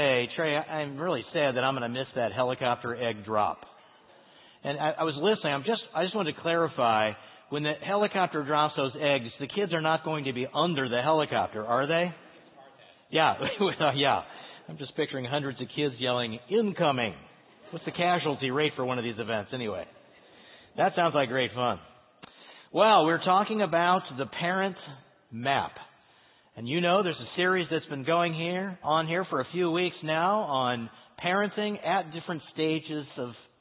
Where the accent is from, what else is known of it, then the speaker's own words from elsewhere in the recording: St. Louis, Missouri, United States; now in Cary, United States; I grew up in St. Louis. I'm a Midwesterner